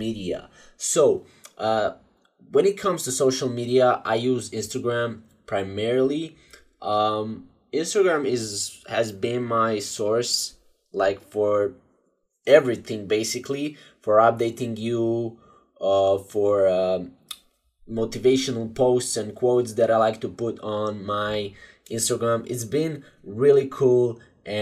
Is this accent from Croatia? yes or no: yes; Croatia; I'm from Croatia